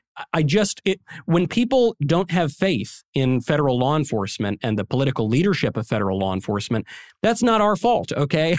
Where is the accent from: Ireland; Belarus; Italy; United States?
United States; New York; In New York, my home state